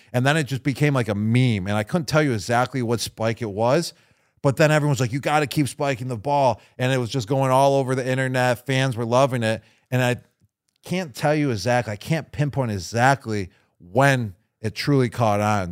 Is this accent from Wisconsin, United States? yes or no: no; Buffalo, New York, United States; my hometown team, the Buffalo Bills